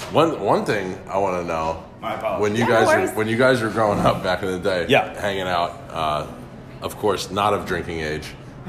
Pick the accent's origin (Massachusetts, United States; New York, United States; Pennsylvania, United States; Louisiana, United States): New York, United States; Croton-on-Hudson; So growing up in Croton, you know, around all these guys, of course, being the younger brother